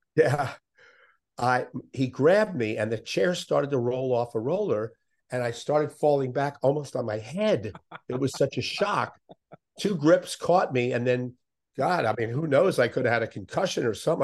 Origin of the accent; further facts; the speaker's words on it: Miami, Florida, United States; I grew up in Miami